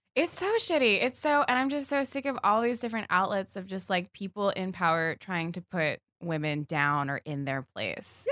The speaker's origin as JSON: {"language": "English", "region": "Virginia", "country": "United States", "said": "I'm mostly from Virginia"}